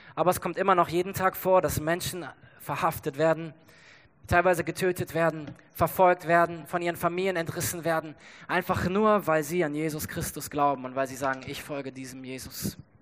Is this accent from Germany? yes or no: yes; Germany; wir als Deutsche